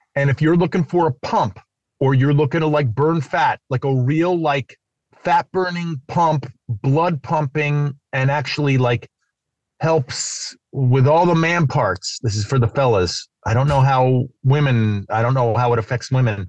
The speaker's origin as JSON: {"language": "English", "town": "New York City", "region": "New York", "country": "United States", "moved": "yes", "lives_now": "California, United States", "said": "I'm from New York City"}